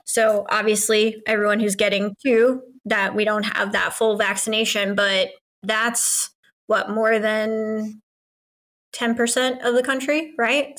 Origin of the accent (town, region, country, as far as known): United States